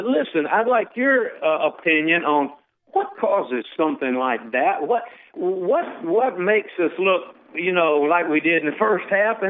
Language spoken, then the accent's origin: English; Tuscaloosa, Alabama, United States; moved away; also born or lived in Tampa Bay, Florida; And I'm from Tuscaloosa, but I ended up graduating from South Florida and spent 40 years of a career in Tampa Bay.